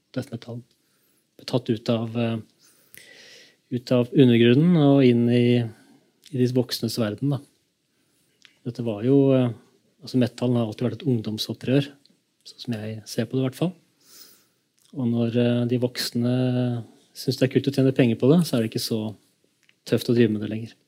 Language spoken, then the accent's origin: Norwegian; Kongsberg, Buskerud, Norway; da jeg vokste opp i Kongsberg